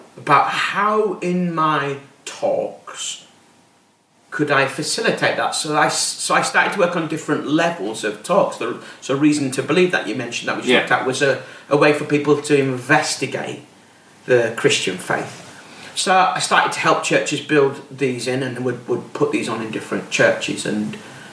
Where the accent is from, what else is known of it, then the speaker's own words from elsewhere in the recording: Bradford, Yorkshire and the Humber, United Kingdom; I'm from Bradford.